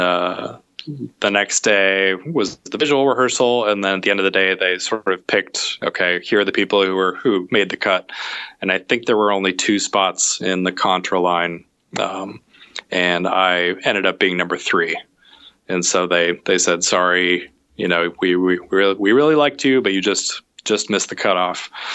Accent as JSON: {"language": "English", "town": "Omaha", "region": "Nebraska", "country": "United States", "tie": "born or raised there", "said": "I grew up in Omaha, Nebraska"}